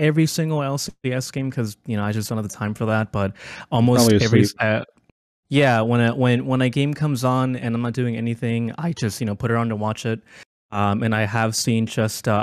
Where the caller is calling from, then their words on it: Houston, Texas, United States; I'm calling from Houston